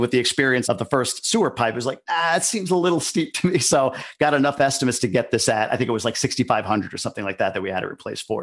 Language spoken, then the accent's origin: English; New York, United States; moved away as an adult; also born or lived in Boston; now in Ann Arbor, United States; I grew up in New York, lived in Boston for a number of years, and moved here about three years ago.